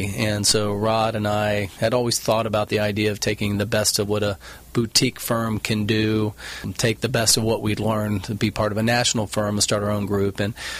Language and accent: English; Houston, Texas, United States; moved away as an adult; now in Newport Beach, United States; I grew up in Houston, Texas, went to school at University of Texas. That was the mid-80s.